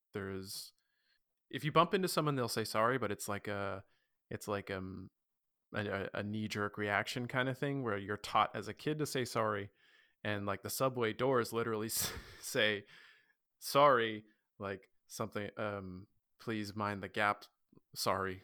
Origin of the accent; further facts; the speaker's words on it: Ontario, Canada; now in Nova Scotia, Canada; I'm from Ontario